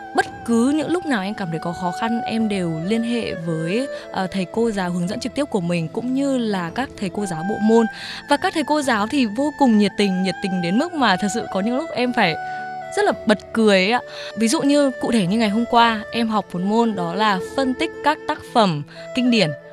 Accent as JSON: {"language": "Vietnamese", "country": "Vietnam", "moved": "as an adult", "lives_now": "China", "said": "em là người Việt Nam"}